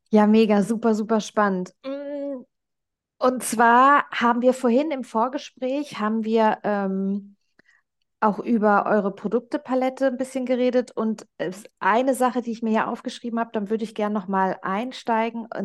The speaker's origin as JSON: {"language": "German", "country": "Germany", "lives_now": "Switzerland", "said": "da kam ich als Deutsche in die Schweiz und dachte so, okay, hier ist so das Mindset ja, ähm, eine ganz andere."}